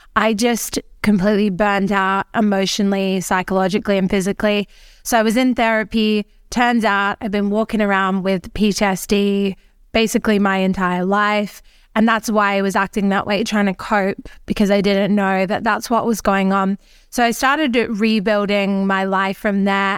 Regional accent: Australia; now in Mallorca, Spain; I am an Australian. I live in Mallorca

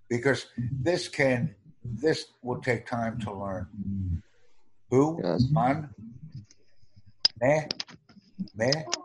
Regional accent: United States; I'm from the United States.

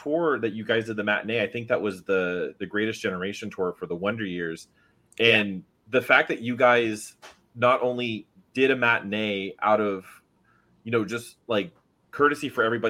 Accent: Florida, United States; now in Orlando, United States; Originally, like I'm in Orlando right now, but I grew up in South Florida.

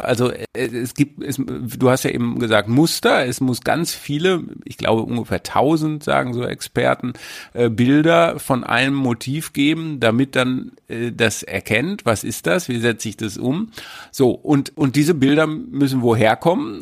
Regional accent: North Rhine-Westphalia, Germany; ich bin ja auch aus Ostwestfalen

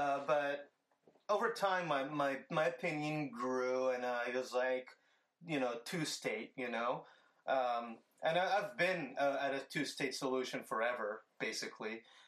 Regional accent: St. Petersburg, Florida, United States; St. Anthony's Hospital here where I was born in St. Petersburg.

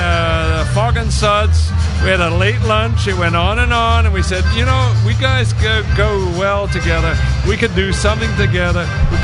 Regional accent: England, United Kingdom; accent: strange Canadian accent; also born or lived in New Brunswick, Canada; now in Canada; I was born in England.

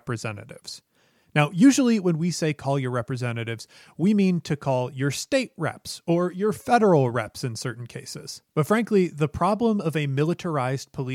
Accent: Chicago, Illinois, United States; my hometown of Chicago

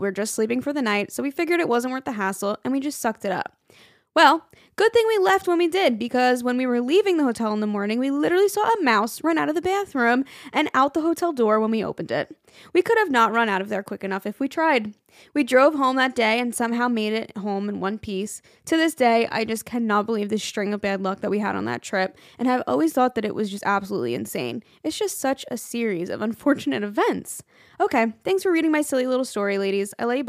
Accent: New York City, New York, United States; We're from New York City. We live in Staten Island, but lived in Brooklyn at the time.

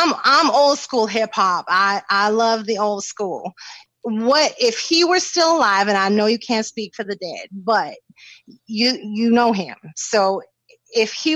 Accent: Maine, United States; now in Tampa, United States; from Maine

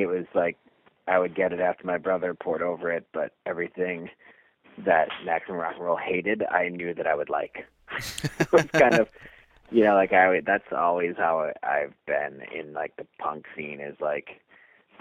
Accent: Milwaukee, Wisconsin, United States

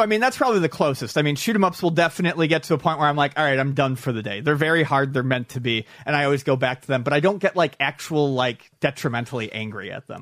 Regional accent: Buffalo, New York, United States; growing up in Buffalo, I went to Canada's Wonderland a lot

